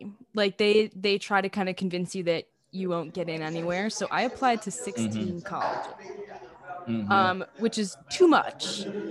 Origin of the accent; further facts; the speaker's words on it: a little south of Providence, Rhode Island, United States; moved away as an adult; now in New Orleans, United States; I'm from Rhode Island originally.